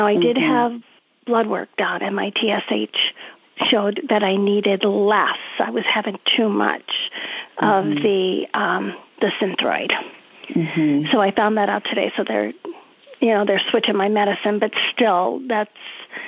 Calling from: Old Saybrook, Connecticut, United States; I'm from Old Saber, Connecticut.

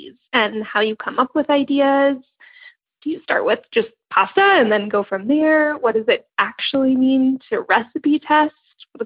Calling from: San Francisco, California, United States; I'm calling from San Francisco

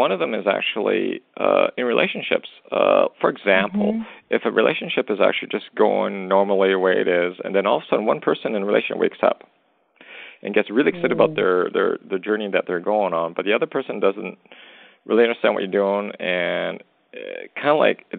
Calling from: Western Canada, Canada; I'm calling from Western Canada.

